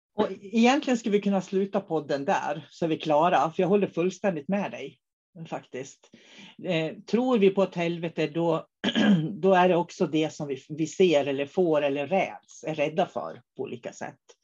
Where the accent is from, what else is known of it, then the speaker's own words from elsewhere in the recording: Norrland, Sweden; now in Umeå, Sweden; Så vi är riktiga norrlänningar, både jag och David, i grund och botten